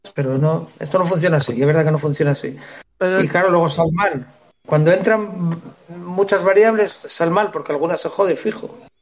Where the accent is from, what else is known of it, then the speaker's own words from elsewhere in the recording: Figaredo, Asturias, Spain; Fegaredo el equipo de mi pueblo